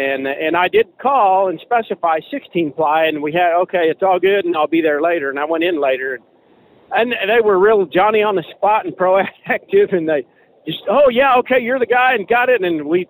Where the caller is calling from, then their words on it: Arizona, United States; I'm calling you from Eastern Arizona. I'm about to go into New Mexico.